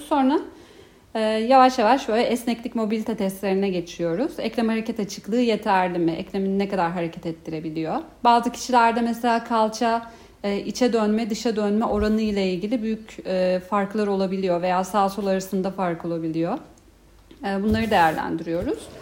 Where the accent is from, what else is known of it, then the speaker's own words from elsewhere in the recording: Ankara, Turkey; moved away as an adult; now in Istanbul, Turkey; aslında Ankaralıyım. İstanbul'da 5. yılım.